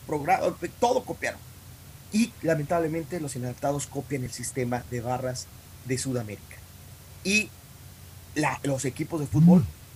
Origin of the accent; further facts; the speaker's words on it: Mexico; soy mexicano nací en México y voy a morir mexicano. Y, crecí en México